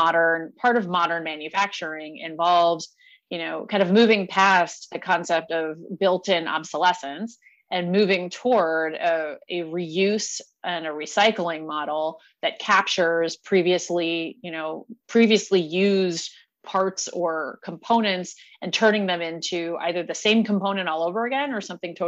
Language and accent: English; Indiana, United States; moved away; I'm from Indiana, right? Not far from South Bend.